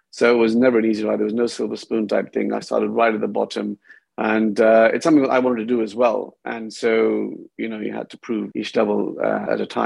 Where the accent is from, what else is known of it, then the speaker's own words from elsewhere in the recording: India; also born or lived in United Kingdom; Well, I grew up between um, India and UK. By the time I was 16, I went to about 10 different schools. So it was a little bit unsettling, different types of cultures.